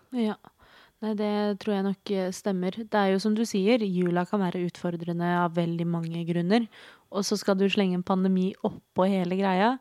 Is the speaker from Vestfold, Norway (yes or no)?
no; Oslo, Norway; jeg er født og oppvokst i Oslo